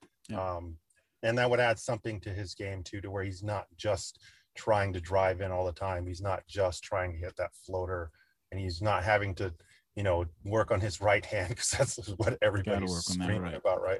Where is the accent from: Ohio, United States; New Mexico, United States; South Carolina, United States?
New Mexico, United States; Albuquerque; I'm originally from Albuquerque.